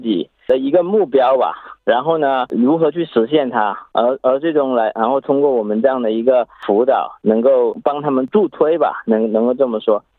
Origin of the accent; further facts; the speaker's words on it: China; moved away as an adult; now in Australia; 我来自中国，然后十三年了，在澳洲